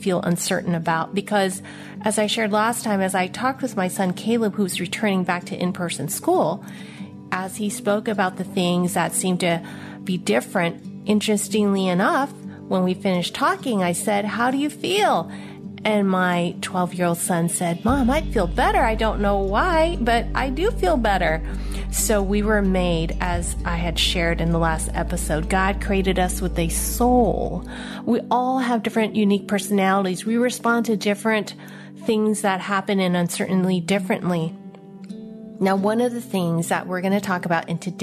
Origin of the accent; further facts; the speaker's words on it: San Francisco, California, United States; I was born in San Francisco, Chinatown, to a mail order bride from Hong Kong